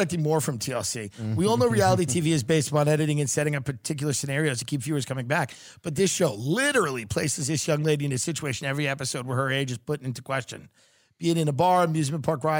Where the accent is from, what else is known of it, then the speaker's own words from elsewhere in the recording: Long Island, New York, United States; I'm an Irish guy from Long Island